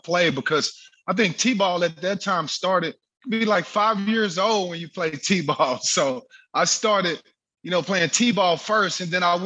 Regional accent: Texas, United States; growing up in Texas, it was hot

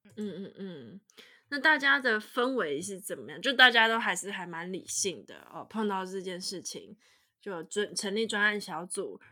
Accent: Taiwan; moved away as an adult; also born or lived in United States; now in Germany; 现在如果真的回去台湾可能会不适应

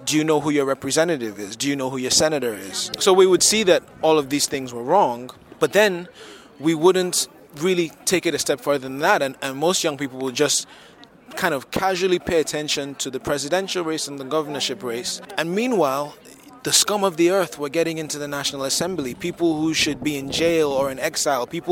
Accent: Lagos, Nigeria; I am from Lagos, Nigeria

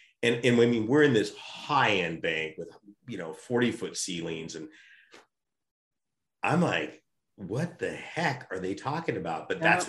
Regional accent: United States; I'm expected as an American to pass that on to my kids.

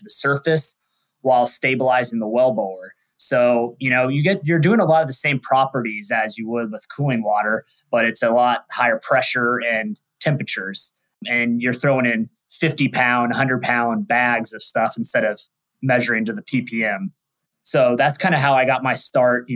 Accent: Wichita, Kansas, United States; moved away as an adult; also born or lived in Texas; I'm a Midwest kid, born and raised in Wichita, Kansas

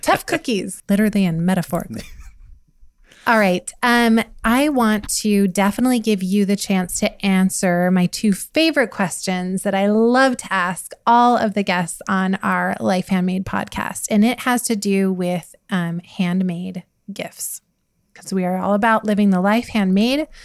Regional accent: United States; I grew up in Montana, Wyoming

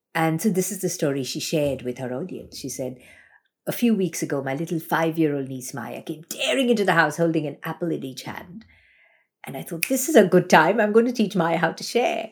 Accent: Mumbai, Maharashtra, India; moved away as an adult; now in Australia; I grew up in Bombay, India

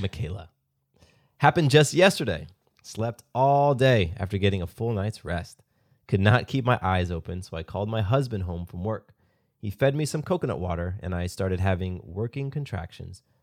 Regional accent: the South, United States; I'm from the South. I live in Georgia.

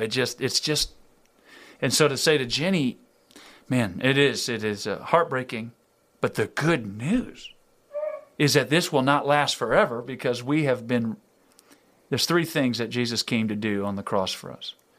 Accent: Louisiana, United States; I'm from in Louisiana

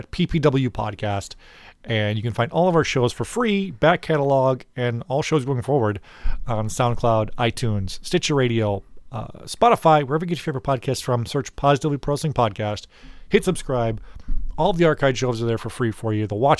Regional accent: Illinois, United States; we're from Illinois.

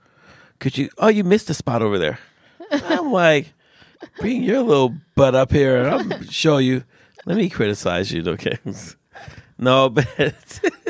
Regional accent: United States; also born or lived in California; I'm an American.

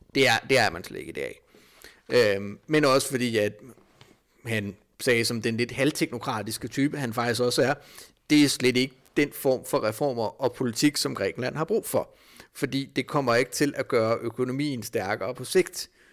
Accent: Denmark; som dansker

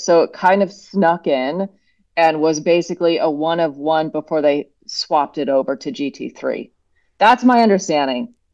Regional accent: Oregon, United States; moved away; I'm from Oregon originally

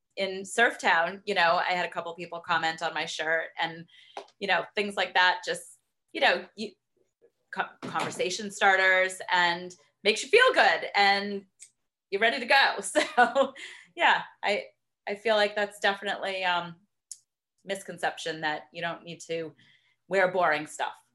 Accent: Boston, Massachusetts, United States; moved away as an adult; now in Middlebury, Connecticut, United States; growing up in Boston and going to the marathon every year

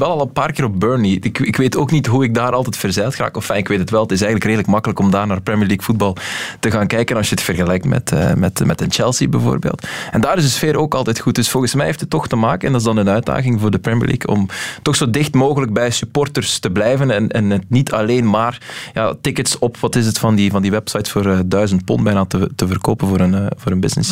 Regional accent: Belgium

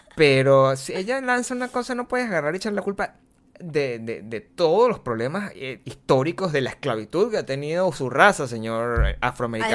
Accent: Venezuela; moved away; si nosotros venimos de Venezuela

